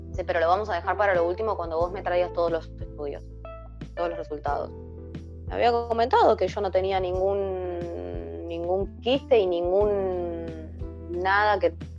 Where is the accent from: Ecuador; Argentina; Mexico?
Argentina; soy de Argentina, en este momento vivo en, el Gran Buenos Aires, en Avellaneda.